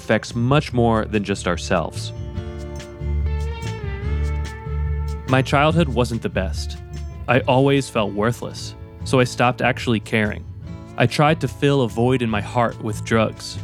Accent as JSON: {"language": "English", "town": "Ringwood", "region": "New Jersey", "country": "United States", "tie": "born or raised there", "moved": "yes", "said": "my hometown, Ringwood, New Jersey"}